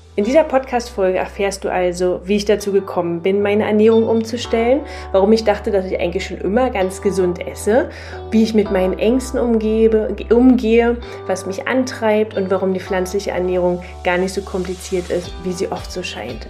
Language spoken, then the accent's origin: German; Berlin, Germany; accent: Berlin dialect; komme aus, äh, aus Berlin. Jetzt wohnen wir zwar im Norden von Berlin, ähm, aber ursprung, ursprünglich Berlinerin, also äh, verzeiht mir mein Akzent, mein Dialekt